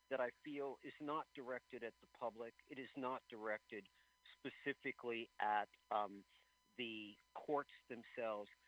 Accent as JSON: {"language": "English", "country": "United States", "said": "I'm an American. I'm proud of being American."}